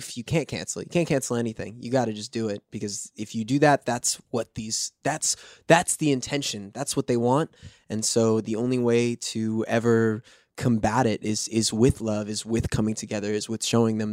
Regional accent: New York City, New York, United States; I am from New York.

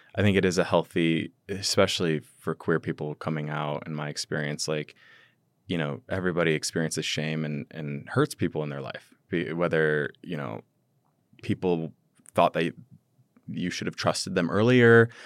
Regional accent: Midwest, United States; growing up in the Midwest

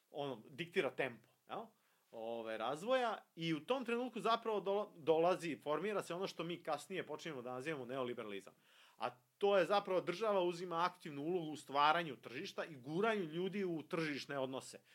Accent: Serbia; mi ovde kod nas u Srbiji

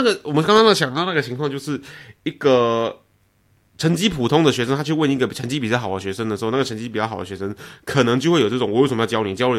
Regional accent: Taiwan; 我我来自台湾

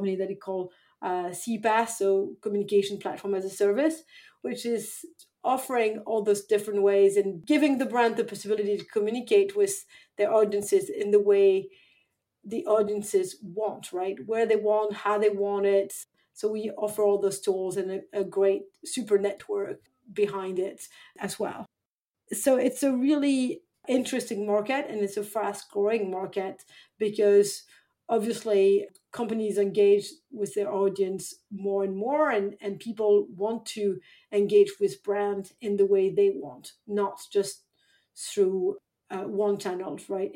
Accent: France; moved away as an adult; also born or lived in London / Paris / San Francisco; now in Stockholm, Sweden; I was born and raised in France.

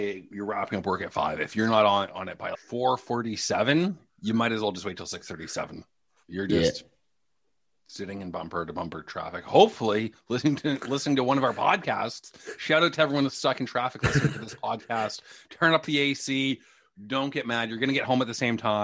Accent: Toronto, Ontario, Canada; born or raised there; also born or lived in Hamilton, Ontario / Wiarton, Ontario

